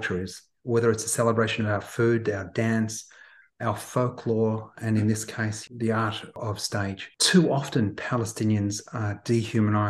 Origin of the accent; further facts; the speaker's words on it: Australia; So I was born in Australia. I can take my children to see the primary school I went